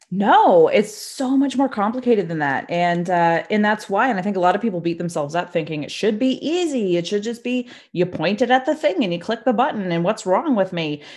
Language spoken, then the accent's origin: English; Nova Scotia, Canada; also born or lived in Toronto; I'm from Nova Scotia, Canada